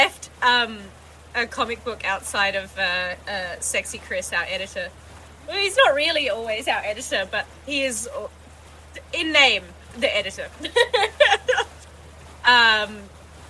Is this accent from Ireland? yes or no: no; Australia; I'm from Australia